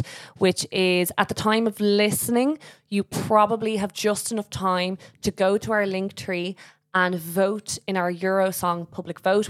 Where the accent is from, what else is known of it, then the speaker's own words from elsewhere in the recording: Ireland; as Irish people